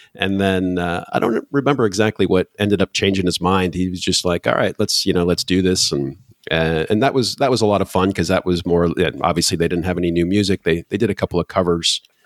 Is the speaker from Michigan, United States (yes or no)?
yes; Michigan, United States; now in Poland; I'm originally from Michigan